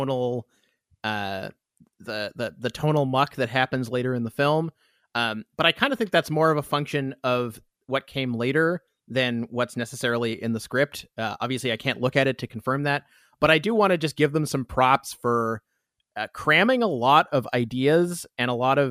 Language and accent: English; Canada; that's the Canadian reaction. That's what we